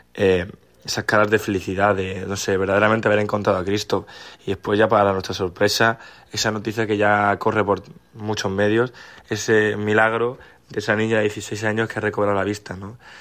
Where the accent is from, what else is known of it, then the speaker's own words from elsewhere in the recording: Málaga, Andalusia, Spain; soy de Málaga y he venido a la JMJ gracias a mi colegio, un colegio en el que llevo más de 15 años